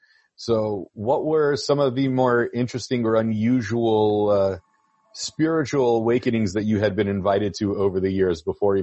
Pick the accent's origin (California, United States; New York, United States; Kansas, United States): California, United States; San Francisco; moved away; I'm originally from San Francisco, so I remember hearing those stories growing up about the guy.